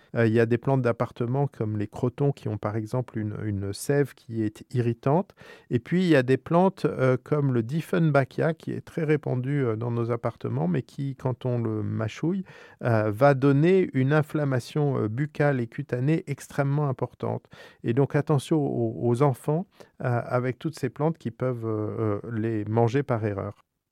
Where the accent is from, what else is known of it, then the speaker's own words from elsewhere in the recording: France; chez nous, en France